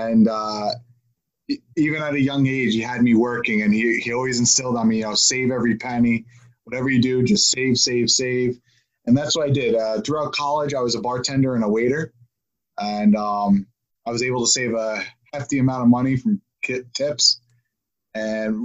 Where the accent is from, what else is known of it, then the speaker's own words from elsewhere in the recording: Park Ridge, New Jersey, United States; me and you both grew up together. We came from Park Ridge